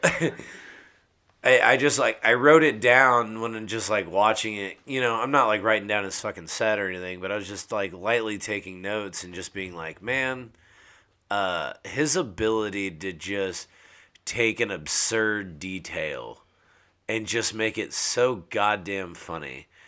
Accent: San Antonio, Texas, United States; moved away as an adult; also born or lived in Norman, Oklahoma; now in Oklahoma City, United States; I was born here in Norman, and then uh, raised in San Antonio

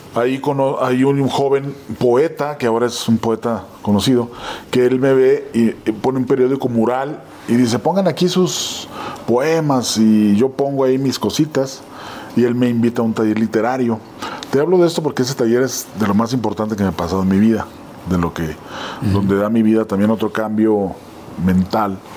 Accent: Ciudad Juárez, Chihuahua, Mexico; moved away as an adult; now in Mexico City, Mexico

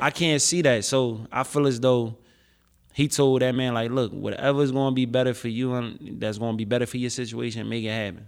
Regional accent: Philadelphia, Pennsylvania, United States; Philly is my hometown, they made me, and this is where I come from

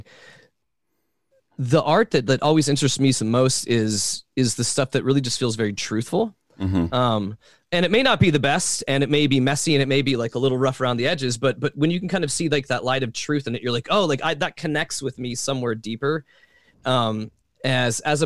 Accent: Atlanta, Georgia, United States; moved away as an adult; also born or lived in Washington State; now in Chapel Hill, United States; I'm originally from Atlanta, so I was very much Bible Belt in Atlanta

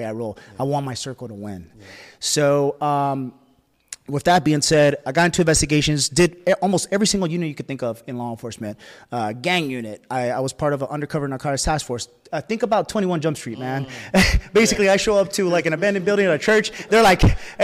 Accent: Bay Area, California, United States; I come from the Bay Area. The Bay Area is in Northern California near San Francisco

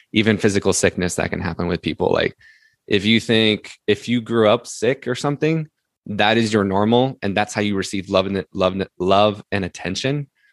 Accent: Salt Lake City, Utah, United States; I grew up, I'm from Salt Lake City

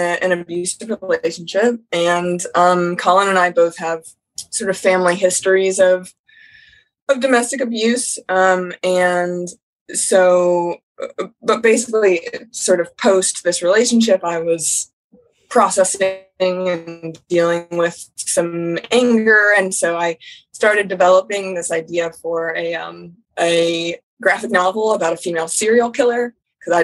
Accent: Columbus, Ohio, United States; Born and raised in Columbus

